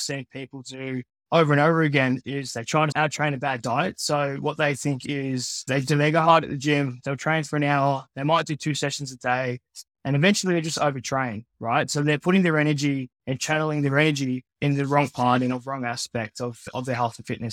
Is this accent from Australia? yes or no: yes; regional Victoria, Australia; also born or lived in Philippines; I was born in the Philippines, just north of Manila. Grew up in Australia, though, here in Victoria.